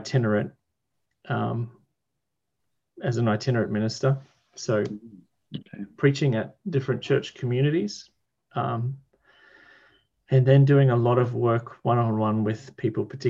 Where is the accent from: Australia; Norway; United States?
Australia; Sunshine Coast, Queensland; I'm from the east coast of Australia, where most of the population lives, in a state called Queensland, and in particular an area